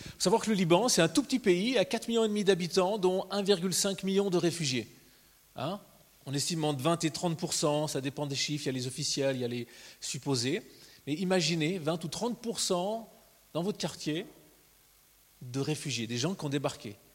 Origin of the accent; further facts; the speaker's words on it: Switzerland; en tant que Suisse